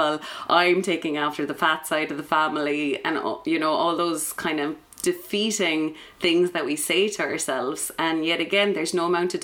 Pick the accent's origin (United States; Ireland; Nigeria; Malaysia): Ireland; Drimoleague, Munster; also born or lived in Edinburgh; So I'm from West Cork. I'm from Drimaleague.